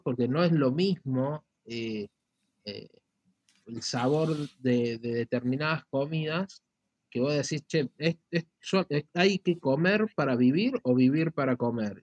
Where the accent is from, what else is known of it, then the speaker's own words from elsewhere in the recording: Argentina; como argentino